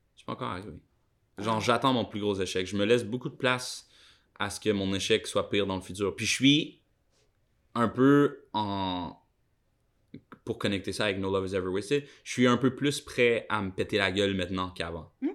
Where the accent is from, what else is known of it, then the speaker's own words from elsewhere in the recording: Quebec, Canada; now in Montreal, Canada; c'est peut-être une expression québécoise